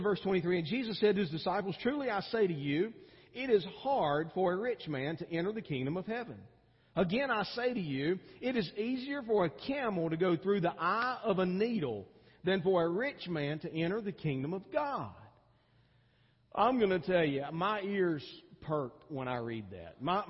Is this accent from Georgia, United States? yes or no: yes; Georgia, United States; because I came from Georgia where it gets really hot, about 10 degrees hotter than it does here, which is hot, okay, and humid too